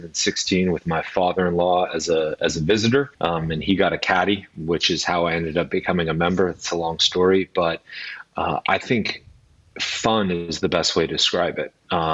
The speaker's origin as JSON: {"language": "English", "region": "Southern California", "country": "United States", "tie": "born or raised there", "accent": "American", "moved": "as an adult", "lives_now": "Edinburgh, United Kingdom", "said": "I'm a native Californian. I grew up in Southern California in the same area that Ricky Fowler's from"}